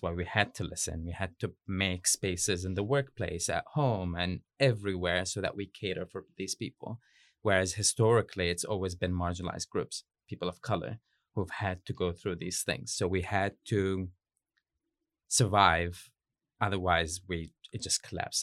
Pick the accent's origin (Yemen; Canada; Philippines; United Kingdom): Yemen; moved away as an adult; also born or lived in United States / Beirut, Lebanon; now in New Zealand; I'm from Yemen. I grew up there, but lived in Yemen, uh, bits and pieces, kind of like in the U S and Beirut, Lebanon, before I came to Aotearoa